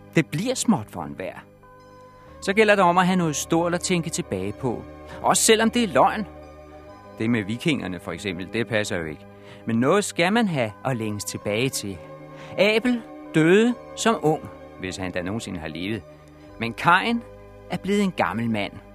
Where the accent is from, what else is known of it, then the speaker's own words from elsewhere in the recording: Denmark; vi danskere